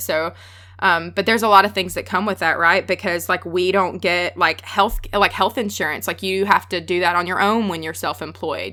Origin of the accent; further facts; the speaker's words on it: the South, United States; accent: Southern; I'm from the South. I have a really strong accent